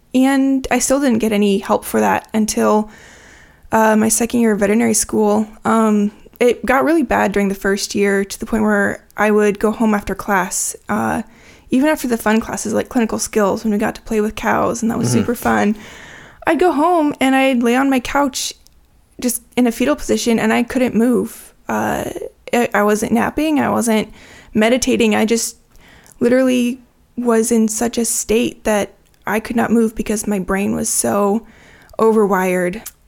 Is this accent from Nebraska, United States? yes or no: yes; Nebraska, United States; also born or lived in Washington; I grew up in Nebraska and Washington State, kind of split between the two.